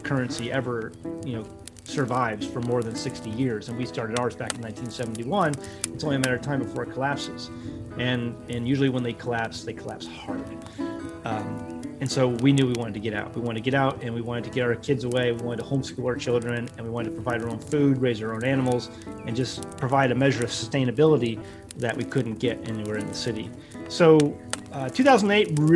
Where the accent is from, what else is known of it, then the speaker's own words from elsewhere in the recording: St. Louis, Missouri, United States; moved away as an adult; also born or lived in the Ozarks; I was born and raised in St. Louis, Missouri